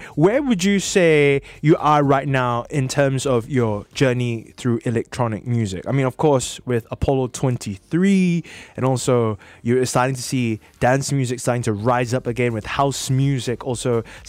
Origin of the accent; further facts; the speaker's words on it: Singapore; I'm from Singapore.